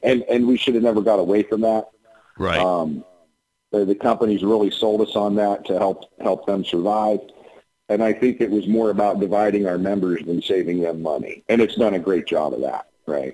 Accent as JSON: {"language": "English", "town": "Lordstown", "region": "Ohio", "country": "United States", "tie": "born or raised there", "said": "Lordstown, Ohio, uh, which is my my hometown"}